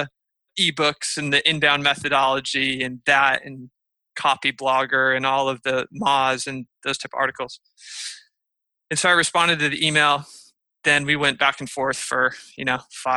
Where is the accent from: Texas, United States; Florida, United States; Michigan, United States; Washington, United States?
Michigan, United States; now in San Diego, United States; I grew up in Michigan